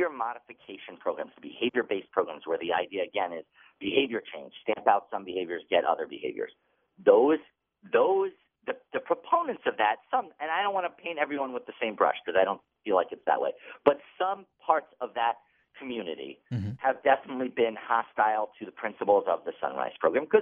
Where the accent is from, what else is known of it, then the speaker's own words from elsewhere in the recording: Massachusetts, United States; my home state of Massachusetts